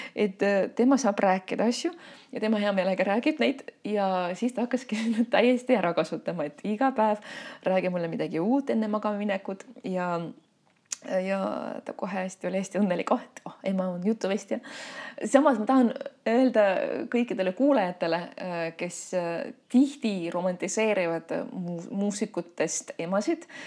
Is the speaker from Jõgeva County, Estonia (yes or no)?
no; Tallinn, Harju County, Estonia; ma sündisin Tallinnas ja noh, võib küll öelda, et ma olen linnalaps